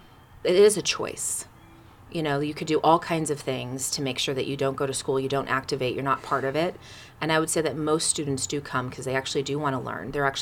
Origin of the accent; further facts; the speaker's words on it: Sacramento, California, United States; also born or lived in Oakland / New York City; I grew up in California. I was born in Oakland.